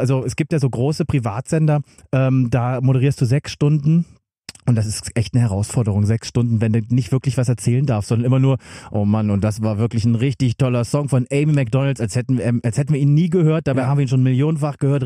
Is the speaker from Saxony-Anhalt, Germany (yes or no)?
yes; Magdeburg, Saxony-Anhalt, Germany; Ich saß in Magdeburg, wo, äh, bin ich geboren und ich saß dort in den 90er Jahren